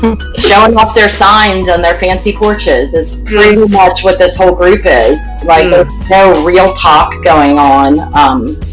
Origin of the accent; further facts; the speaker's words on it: United States; I'm from Perry County, like Liv, small rural area